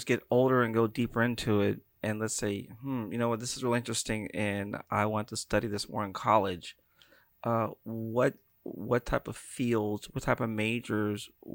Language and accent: English; Pittsburgh, Pennsylvania, United States; I'm from Pittsburgh